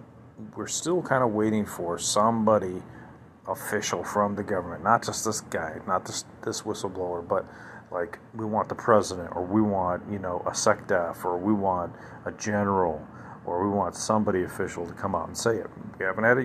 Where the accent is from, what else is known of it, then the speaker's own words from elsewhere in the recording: United States; That's what we expect as Americans. That's what we want as Americans